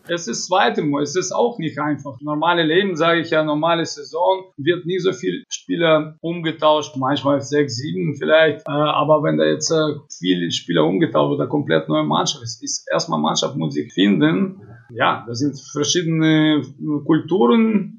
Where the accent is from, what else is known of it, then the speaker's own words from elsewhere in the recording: Kazakhstan; also born or lived in Iserlohn, Germany; now in Krefeld, Germany; ich bin in Kasachstan geboren und früher war mein Kasachstan Heimat